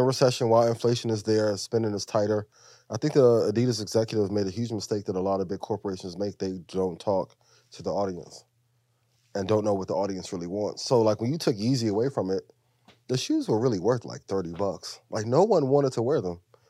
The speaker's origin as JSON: {"language": "English", "region": "Midwest", "country": "United States", "said": "I'm from the Midwest."}